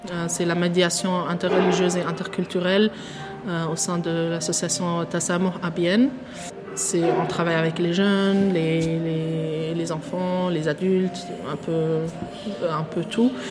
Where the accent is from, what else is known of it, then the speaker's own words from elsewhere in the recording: Switzerland; also born or lived in Tunisia; Je me vois en tant que Suisse parce que je, je suis vécue en Suisse, c'est le pays où j'ai ouvert mes yeux